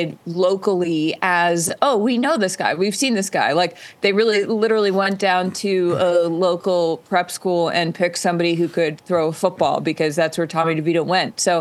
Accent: Boston, Massachusetts, United States; I'm from Boston

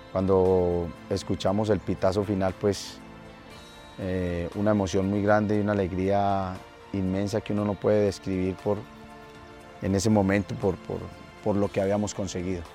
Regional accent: Colombia; acá en nuestro país

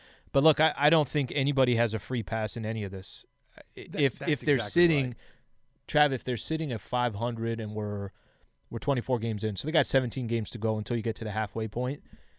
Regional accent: San Diego, California, United States; San Diego, {S0} Texans. {S1} California.

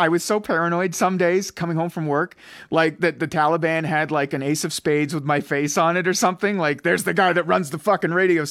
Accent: Ottawa Valley, Ontario, Canada; accent: Ottawa Valley; That's my Ottawa Valley accent, man.

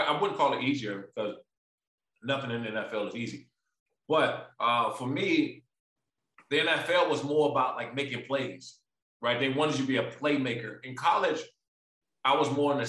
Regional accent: Maryland, United States; moved away as an adult; also born or lived in San Diego; I'm a huge seafood guy because I'm from Maryland.

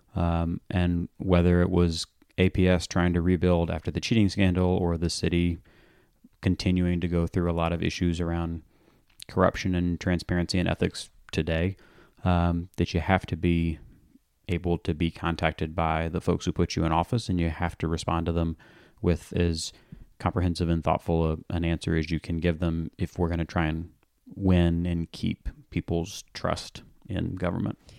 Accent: Atlanta, Georgia, United States; I was born and raised in Morningside

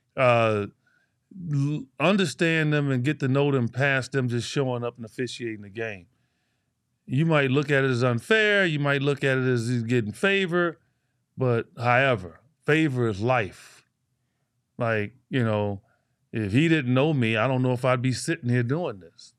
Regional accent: Chicago, Illinois, United States; I grew up Chicago, Illinois, inner city. I grew up in Cabrini Green.

